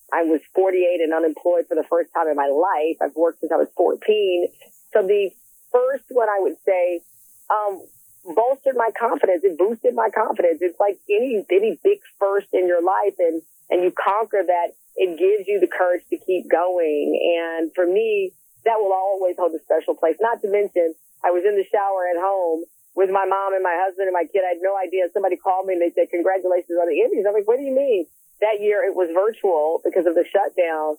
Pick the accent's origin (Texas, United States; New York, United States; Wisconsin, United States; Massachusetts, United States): Texas, United States; moved away; also born or lived in Philadelphia, Pennsylvania; I was born in Texas, but I got my soul in Philadelphia